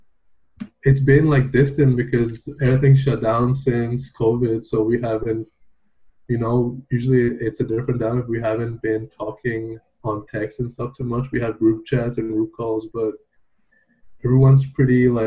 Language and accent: English; Dubai, United Arab Emirates; moved away as an adult; now in Canada; I grew up in Dubai